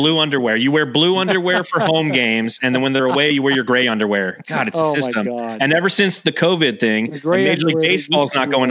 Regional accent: Los Angeles, California, United States; I grew up in Los Angeles.

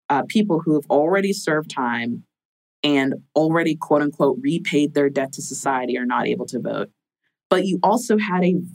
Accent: Florida, United States; I'm from Florida.

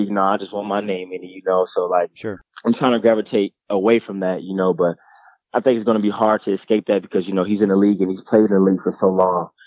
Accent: Jacksonville, Florida, United States; also born or lived in Atlanta / Detroit; was born in Jacksonville, Florida. That's where all my family is. My grandma, my cousins, and uncles and aunties. And I moved to um, Atlanta for a little bit.

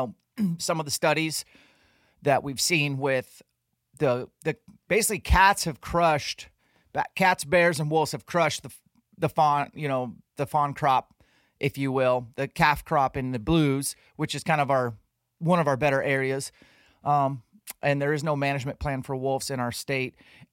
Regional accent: Washington, United States; my home state of Washington.

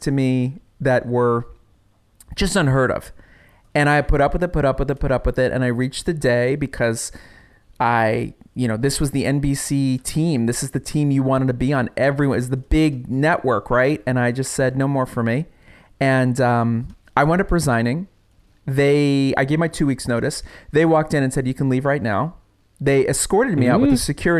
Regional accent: New York, United States; I'm from New York

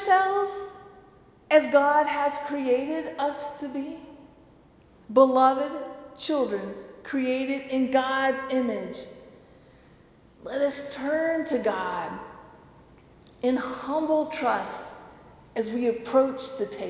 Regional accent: the South, Southern United States, United States; accent: southern; my southern accent

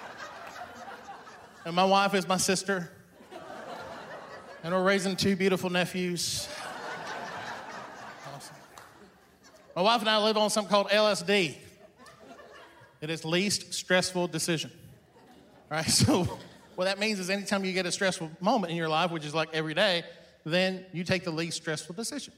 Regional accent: the South, United States; also born or lived in Iran; I've grown up in the South

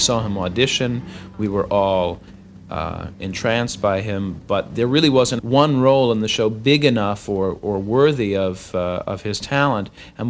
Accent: Long Island, New York, United States; I didn't grow up in New York City. I grew up on Long Island, and I wasn't one of these sort of Upper West Side city brats.

